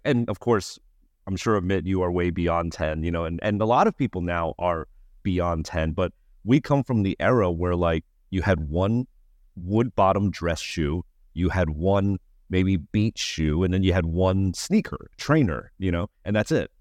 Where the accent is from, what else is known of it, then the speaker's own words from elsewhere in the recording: United States; I'm Asian American